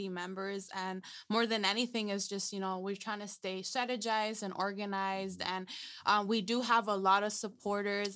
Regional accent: Greenfield, California, United States; I'm also from Greenfield. Not born and raised because, we don't go to hospital, but raised in Greenfield.

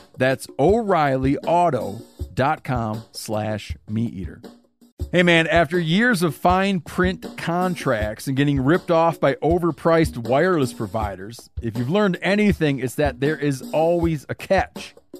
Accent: Michigan, United States; I'm from Michigan

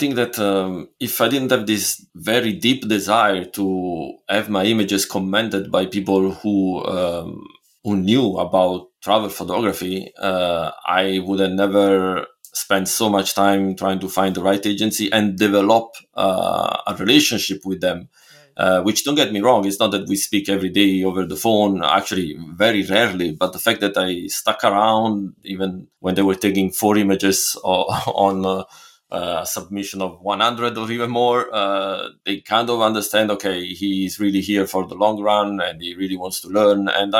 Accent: Italy; English is a second language; And it's still crazy in a way to think about it, because I'm from Italy, and why buy my images?

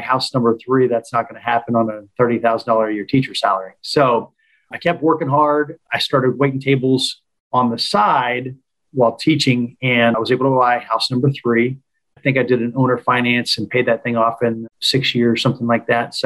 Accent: Tulsa, Oklahoma, United States; I've been born and raised in Tulsa, Oklahoma

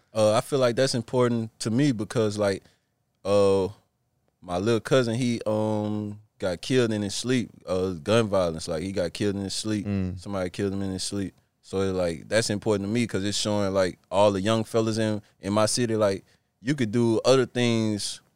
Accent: Plaquemine, Louisiana, United States; moved away as an adult; now in Washington, United States; growing up in Plaquemine

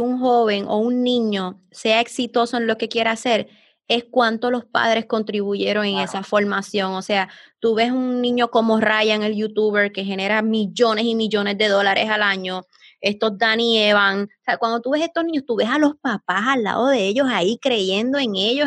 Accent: Puerto Rico; somos de Puerto Rico

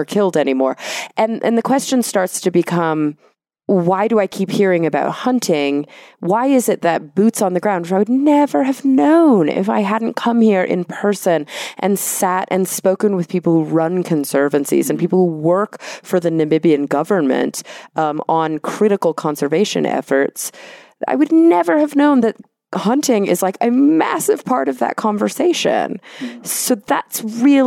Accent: Texas, United States; now in Los Angeles, United States; I grew up in Texas

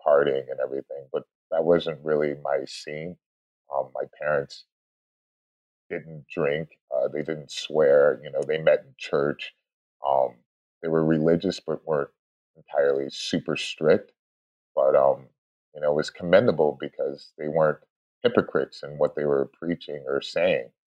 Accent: Shaker Heights, Ohio, United States; also born or lived in Sao Paulo, Brazil; now in Los Angeles, United States; I was born and raised there uh, in a suburb uh, called Shaker Heights

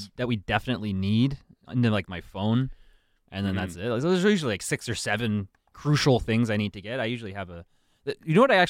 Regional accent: Ontario, Canada; I'm from Ontario

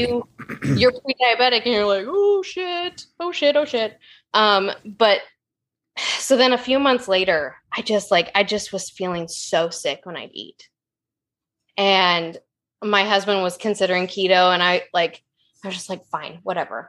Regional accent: Oregon, United States; I'm from Oregon. It rains ten months of the year

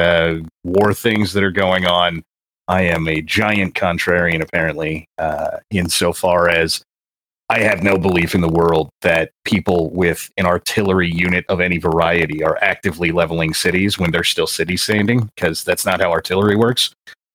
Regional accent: California, United States; I grew up in California, which is the it's like Disneyland, but backwards

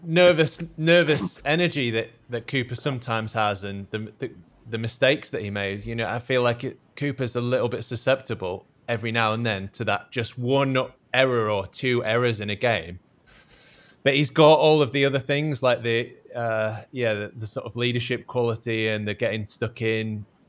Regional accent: Yorkshire and the Humber, United Kingdom; especially as a as a Yorkshireman

